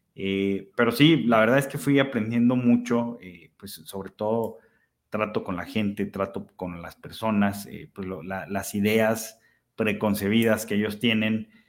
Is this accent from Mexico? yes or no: yes; Aguascalientes, Mexico; fue de las primeras tiendas de deportes en Aguascalientes, que es de donde soy.